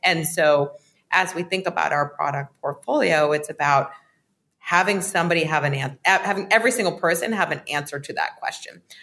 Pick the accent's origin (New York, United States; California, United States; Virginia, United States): New York, United States; New York City; I grew up in New York City